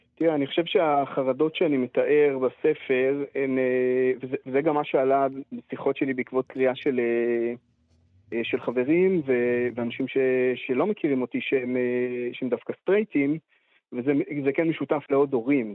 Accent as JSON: {"language": "Hebrew", "country": "Israel", "tie": "born or raised there", "said": "אני גדלתי בקיבוץ"}